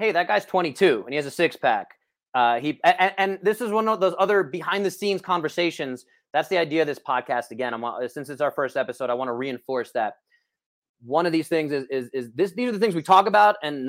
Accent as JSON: {"language": "English", "region": "New York", "country": "United States", "tie": "born or raised there", "said": "I grew up in New York"}